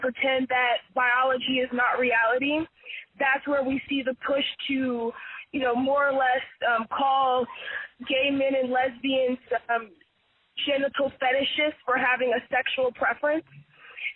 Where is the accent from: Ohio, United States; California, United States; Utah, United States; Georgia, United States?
California, United States; San Francisco Bay Area; I'm a California native, born and raised in the San Francisco Bay Area